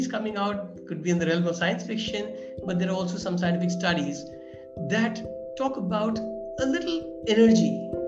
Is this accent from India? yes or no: yes; India; I'm from India.